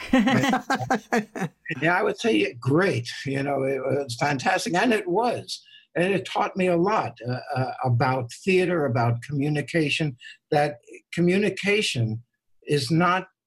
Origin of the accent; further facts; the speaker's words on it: New York City, New York, United States; moved away as an adult; also born or lived in Los Angeles; now in New York City, United States; when I grew up in New York City